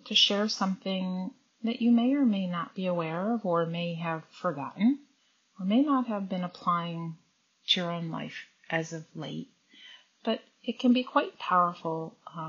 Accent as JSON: {"language": "English", "country": "United States", "tie": "born or raised there", "said": "Growing up, I grew up in the United States"}